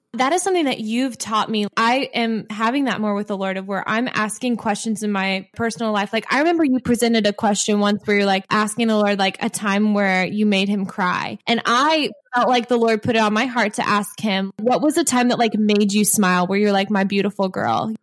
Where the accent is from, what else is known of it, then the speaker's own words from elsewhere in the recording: Midwest, United States; accent: Midwestern; my Midwestern accent